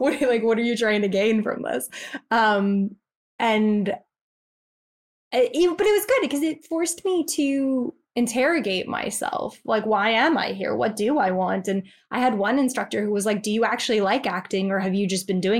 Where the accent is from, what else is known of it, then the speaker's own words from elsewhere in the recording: United States; moved away as an adult; now in England; I'm American